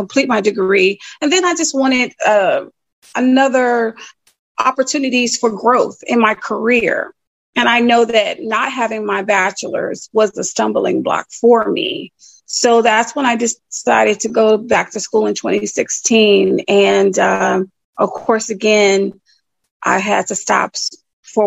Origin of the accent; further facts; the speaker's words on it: Chicago, Illinois, United States; moved away as an adult; now in North Carolina, United States; I'm from Chicago, born and raised in Roseland, West Pullman area